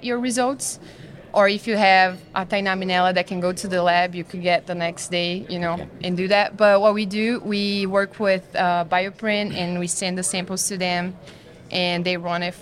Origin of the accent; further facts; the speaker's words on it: southern Brazil, Brazil; moved away as an adult; now in United States; I'm from Brazil, actually, southern Brazil. Small little town in the west part of my state